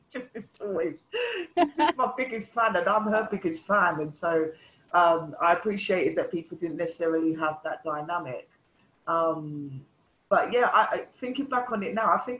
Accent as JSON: {"language": "English", "region": "London", "country": "United Kingdom", "tie": "born or raised there", "said": "the melting pot growing up in London"}